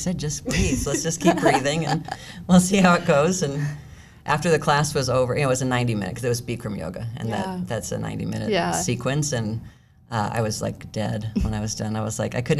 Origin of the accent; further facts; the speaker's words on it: Scottsdale, Arizona, United States; also born or lived in Massachusetts; I was born in Massachusetts. Moved out here when I was like 6 months old. I've lived here my whole life, pretty much. Grew up right here in Scottsdale